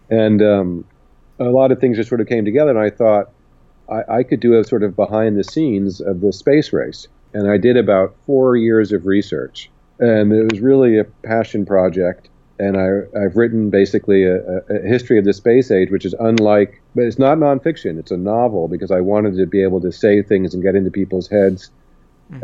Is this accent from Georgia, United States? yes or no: no; Berkeley, California, United States; I grew up in Berkeley